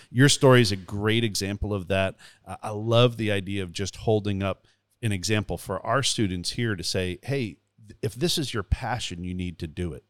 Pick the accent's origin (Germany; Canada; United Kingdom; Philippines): Canada; now in Southern United States; growing up in Canada